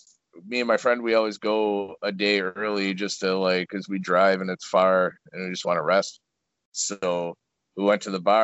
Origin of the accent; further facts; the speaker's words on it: Buffalo, New York, United States; I'm from Buffalo.